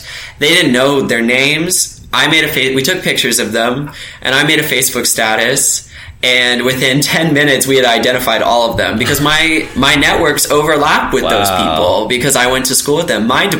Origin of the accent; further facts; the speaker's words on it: Virginia, United States; in my hometown in December of 2019. So it's that recent. I mean, so like when you grow up here, just the Confederacy is in everything that you do.